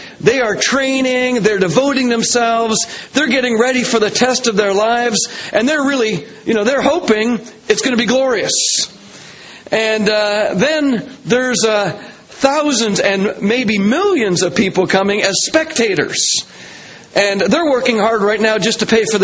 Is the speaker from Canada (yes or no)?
yes; Canada; I'm a Canadian.